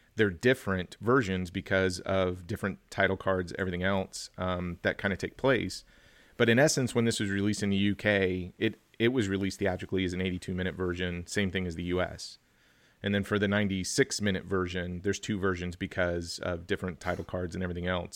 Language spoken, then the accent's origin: English; Kansas, United States; my home state, Kansas